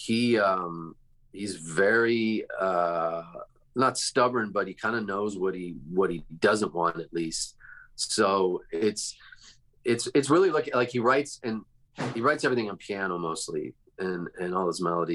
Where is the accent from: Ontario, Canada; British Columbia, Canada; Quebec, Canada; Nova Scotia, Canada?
Ontario, Canada; Toronto; now in California, United States; I grew up in Toronto.